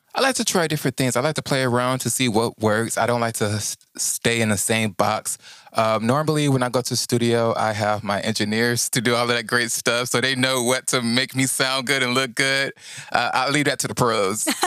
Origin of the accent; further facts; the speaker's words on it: Houston, Texas, United States; I'm from Houston, Texas